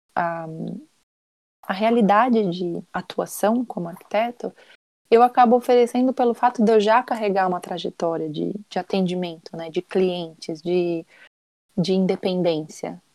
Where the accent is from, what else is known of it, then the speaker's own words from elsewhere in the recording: Brazil; now in Portugal; como brasileiro